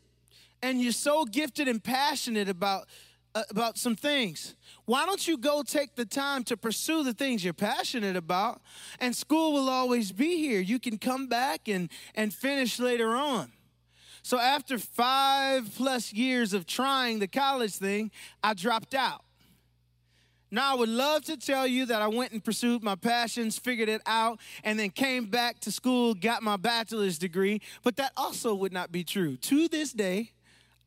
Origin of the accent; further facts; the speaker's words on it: Pontiac, Michigan, United States; also born or lived in Waterford, Michigan / Oxford, Michigan; I grew up and I was raised in Pontiac, Michigan, not too far from here.